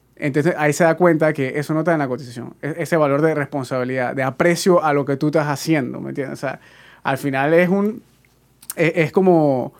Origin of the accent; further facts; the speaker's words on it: Panama; uno como panameño